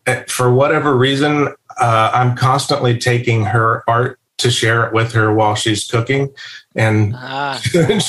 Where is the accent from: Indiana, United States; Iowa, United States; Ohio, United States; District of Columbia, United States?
Ohio, United States; just outside of Columbus; I grew up like 10 minutes away from where I live now